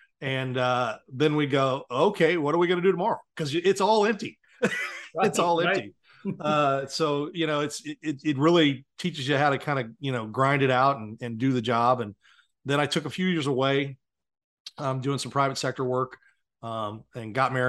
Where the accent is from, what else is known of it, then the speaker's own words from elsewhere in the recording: Blue Springs, Missouri, United States; I'm just lucky I'm from Blue Springs.